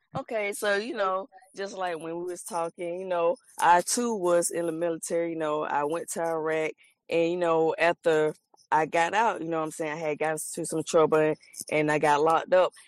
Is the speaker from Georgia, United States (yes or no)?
yes; Columbus, Georgia, United States; I'm from Columbus, Georgia